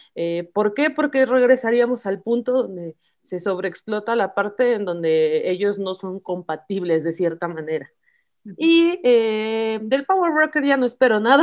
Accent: Mexico; nosotros mismos como mexicanos

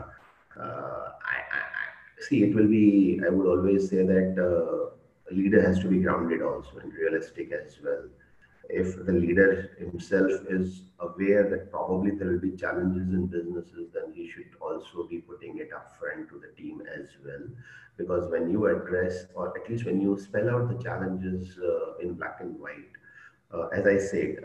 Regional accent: India; English is a second language; I'm from India

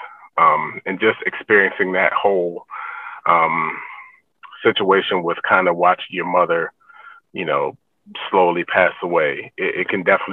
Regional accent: Annapolis, Maryland, United States; I grew up in Annapolis, Maryland

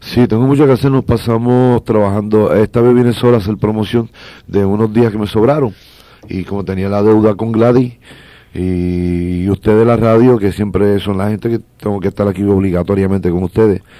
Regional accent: Humacao, Puerto Rico; vengo de, un barrio llamado Barrio Mariana 2, de La Teja, y ahí me crié con mis padres, que son campesinos

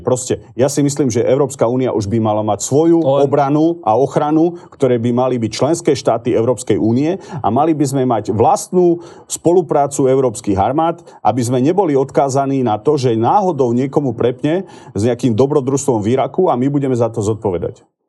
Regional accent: Slovakia; Ja som Slovák. Milujem tento národ, milujem tento štát.

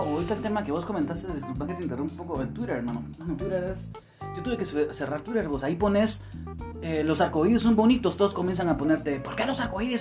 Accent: Guatemala; acá en Guatemala, que nosotros somos de Guatemala

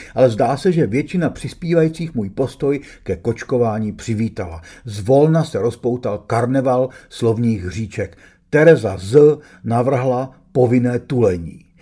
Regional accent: Prague, Czechia; Když mi bylo 16, byl jsem dost starý na to, abych chápal, co ruský tank před naším domem znamená, ale ne natolik starý, aby mi matka dovolila jít na Václavák

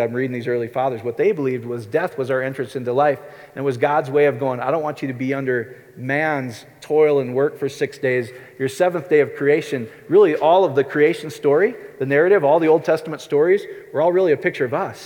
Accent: Iowa, United States; I grew up in Iowa

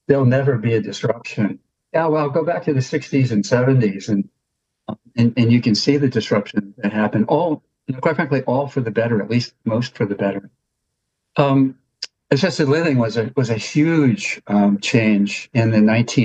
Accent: Pennsylvania, United States; moved away; Pennsylvania, that's sort of my home state in a way, though I don't live there now

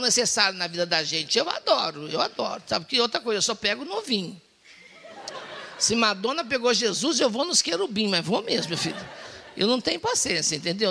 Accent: Minas Gerais, Brazil; moved away; also born or lived in Serrania / Poços de Caldas; Sou de Minas Gerais, criado em Açude

